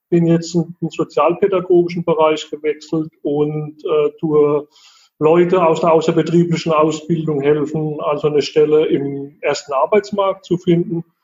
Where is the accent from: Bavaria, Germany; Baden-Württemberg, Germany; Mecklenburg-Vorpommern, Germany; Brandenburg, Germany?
Baden-Württemberg, Germany; Heidelberg; accent: Baden/Kurpfalz; Also ich komme aus der Heidelberger Ecke. Man hört vielleicht auch so ein bisschen an meinem badischen Slang im Hintergrund. Kurpfalz sagt man bei uns.